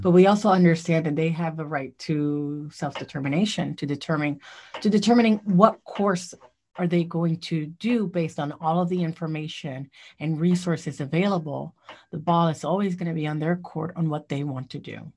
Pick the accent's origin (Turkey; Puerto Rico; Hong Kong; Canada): Puerto Rico; now in Columbia, United States; I grew up in Puerto Rico